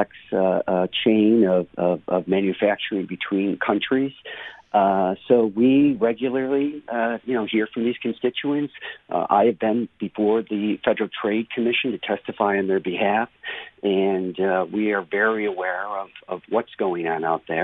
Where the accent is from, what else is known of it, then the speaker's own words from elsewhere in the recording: United States; I'm an American.